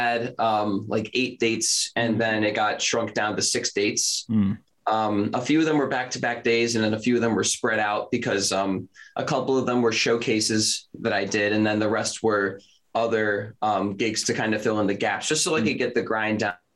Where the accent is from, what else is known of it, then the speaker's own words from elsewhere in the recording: Philadelphia, Pennsylvania, United States; I'm from Philadelphia, Pennsylvania